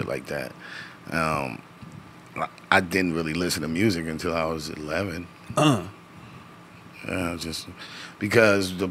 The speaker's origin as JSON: {"language": "English", "town": "Los Angeles", "region": "California", "country": "United States", "tie": "born or raised there", "said": "growing up in Watts"}